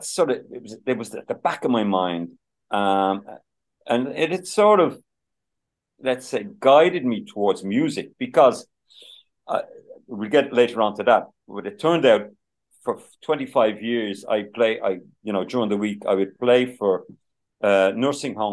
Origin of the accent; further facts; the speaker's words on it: Dublin, Leinster, Ireland; we lived in Santry in the sixties. So I'm born in 1960. So I can still remember Shanard Avenue in Santry in the 65, 66